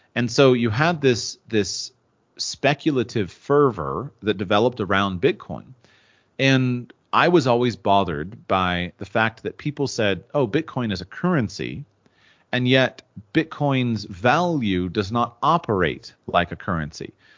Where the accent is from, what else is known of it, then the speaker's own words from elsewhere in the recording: United States; I'm from the United States, and in the United States, we live in a very wealthy culture